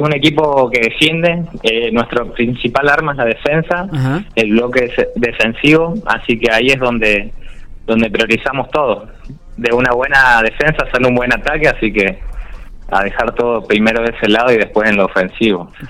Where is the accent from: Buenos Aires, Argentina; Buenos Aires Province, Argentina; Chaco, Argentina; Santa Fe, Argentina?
Chaco, Argentina; Charata; now in General Pico, Argentina; yo soy de Charata Chaco